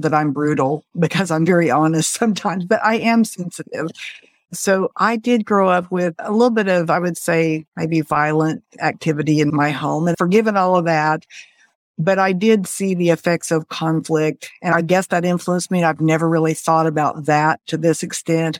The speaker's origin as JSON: {"language": "English", "town": "Springfield", "region": "Missouri", "country": "United States", "tie": "born or raised there", "said": "I grew up in the Midwest in Springfield, Missouri. I still live here."}